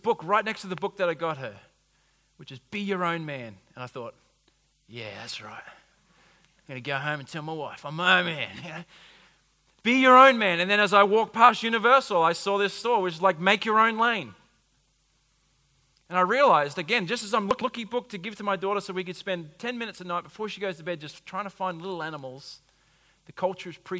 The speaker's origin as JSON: {"language": "English", "country": "United States", "said": "I'm an American"}